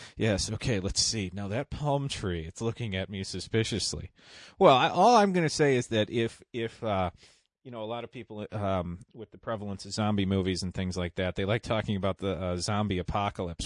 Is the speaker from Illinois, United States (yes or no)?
yes; just outside Chicago, Illinois, United States; I grew up just outside Chicago